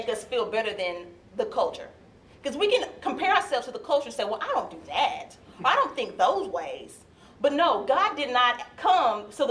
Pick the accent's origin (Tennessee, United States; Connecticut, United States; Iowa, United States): Tennessee, United States; Nashville; now in Lexington, United States; I grew up in Nashville, Tennessee, and the school that I attended was downtown Nashville, Tennessee